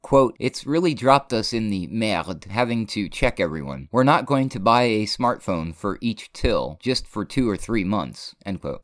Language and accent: English; New Hampshire, United States; moved away as an adult; now in New Mexico, United States; I come from New Hampshire, and I live in New Mexico now